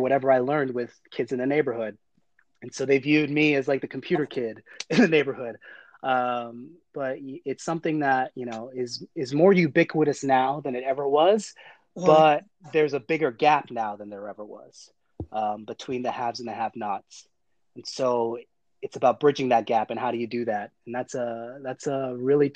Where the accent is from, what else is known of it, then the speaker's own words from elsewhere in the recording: South DeKalb, Georgia, United States; I grew up in South DeKalb, which is predominantly African-American, Black, suburban community